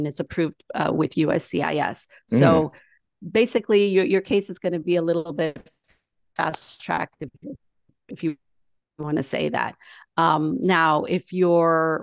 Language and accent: English; San Antonio, Texas, United States; I grew up here in San Antonio